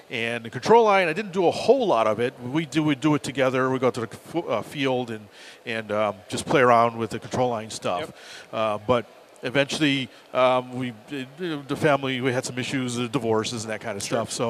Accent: Northeast, United States; born or raised there

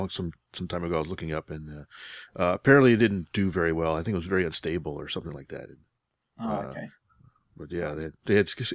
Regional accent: United States; it's interesting as an American to see unusual aircraft for us that we don't just see in the States.

